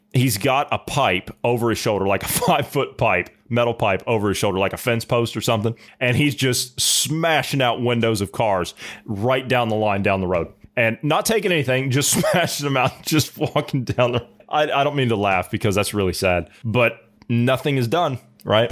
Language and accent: English; Midwest, United States; We weren't raised in the city. We were raised in the Midwest.